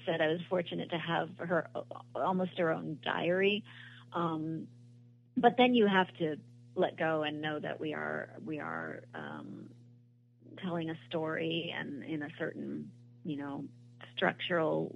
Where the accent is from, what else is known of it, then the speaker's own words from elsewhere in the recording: Newport, Rhode Island, United States; I grew up in Newport, Rhode Island